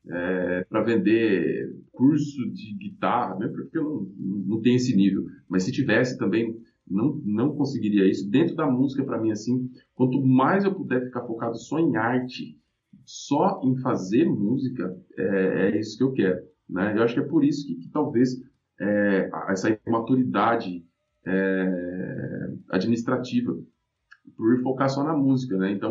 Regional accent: Minas Gerais, Brazil; meu pai era analfabeto, minha mãe tem a quinta série, a gente veio de Minas, né? É, lá a gente morava numa fazenda onde meus pais eram trabalhadores da fazenda

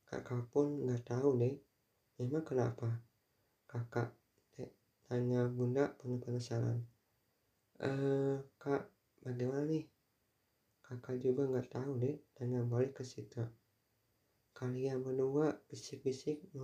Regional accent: Tasikmalaya, West Java, Indonesia; Mungkin dulu aku pernah terlibat pertengkaran ketika SMA di Tasikmalaya terlibat tawuran melawan SMA dari Bandung.

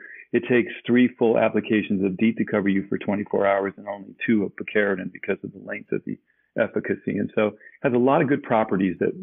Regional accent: Germany; moved away; uniquely grew up in Germany

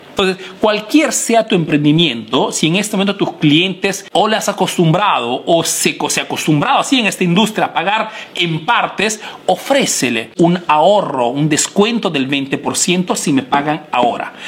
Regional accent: Peru; now in Italy

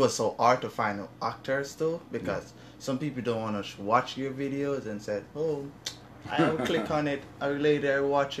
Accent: Jamaica; moved away; I'm from Jamaica, so I came up here since 2015

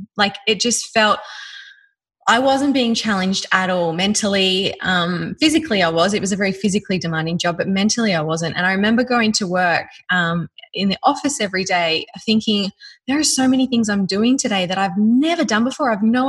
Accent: Australia; accent: Australian; get rid of my Ocker accent, my horrible Australian accent, and polish up.

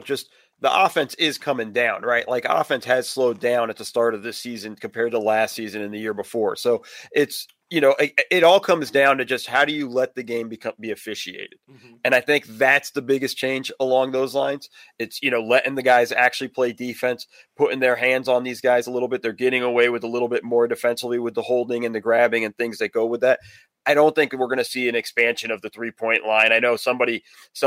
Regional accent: West Coast, United States; I grew up on the West Coast

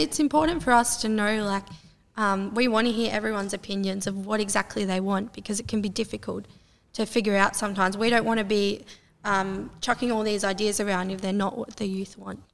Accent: Terang, Victoria, Australia; I'm a part of the Corangamite Shire, and I have been for most of my life. Um, so I'm from Terang. I went to school in Terang.

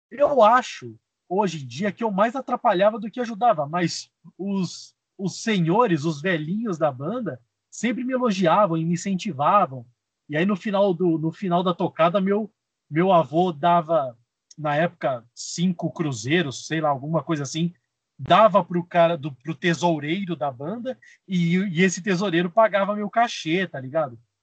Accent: Espírito Santo do Pinhal, São Paulo, Brazil; eu sou do interior de São Paulo, uma cidade chamada Espírito Santo do Pinhal

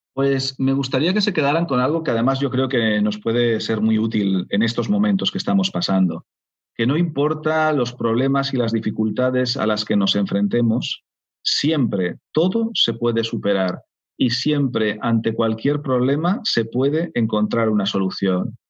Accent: Spain

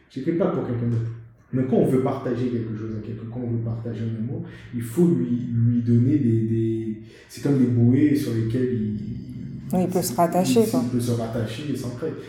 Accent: Guadeloupe, France; l'essence de ce qui fait que je suis moi du fait que je suis guadeloupéen, etc.

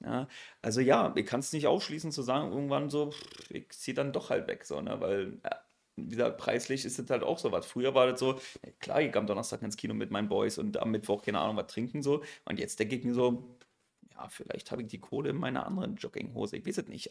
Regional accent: Berlin, Germany; accent: Berlinerisch; das ist in Pankow. Bin dann halt, wie gesagt, eigentlich war ich die ganze Zeit in Pankow gewesen

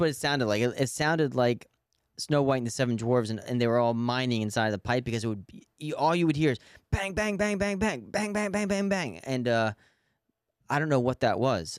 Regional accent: New York City, New York, United States; as a New Yorker

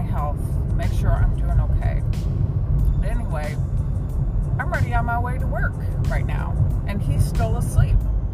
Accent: Fort Worth, Texas, United States; I'm from Fort Worth

